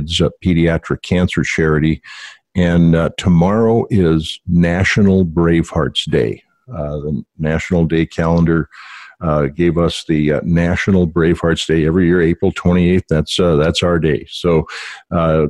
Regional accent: Valley City, North Dakota, United States; growing up in North Dakota

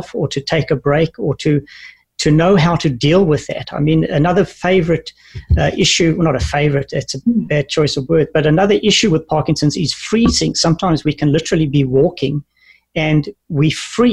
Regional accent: South Africa; moved away; also born or lived in New Zealand / Canada; growing up in South Africa

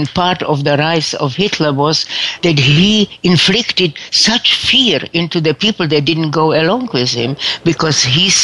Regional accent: Brno, South Moravian Region, Czechia; moved away; I was born in Czechoslovakia, that is now the Czech Republic, in the city of Brno, B-R-N-O, right on the Austrian border

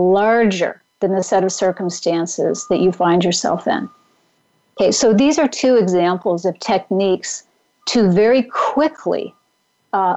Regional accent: Pacific Northwest, United States; moved away; also born or lived in Mount Tamalpais area, California; I grew up in the Pacific Northwest

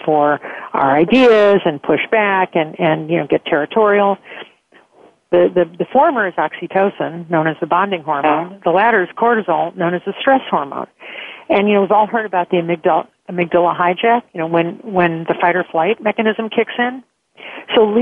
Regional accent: Chicago, Illinois, United States; being a Chicagoan

